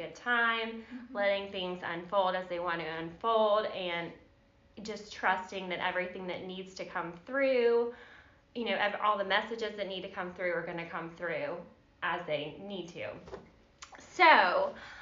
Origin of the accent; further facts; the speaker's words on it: Virginia, United States; now in Georgia, United States; I'm from Virginia